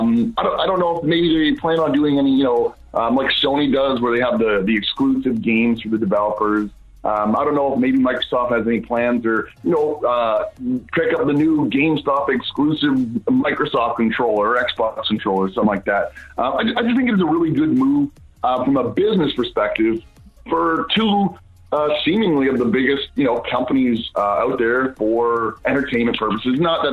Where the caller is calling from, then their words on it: Chatham, Ontario, Canada; I'm calling from Chatham, Ontario, Canada. You know, Canadian calling here.